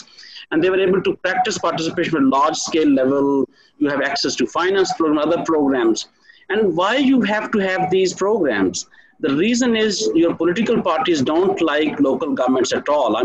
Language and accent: English; Pakistan; as Pakistani citizens